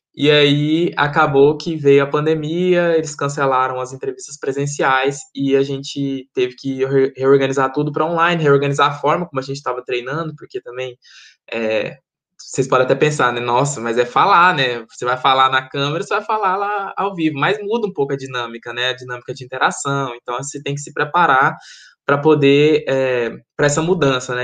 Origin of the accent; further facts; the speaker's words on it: Goiânia, Goiás, Brazil; moved away as an adult; also born or lived in Maranhão; now in York, United Kingdom; sou originalmente do Maranhão, e estou. É, estou morei em Goiânia basicamente minha vida minha vida inteira fui com cinco anos para lá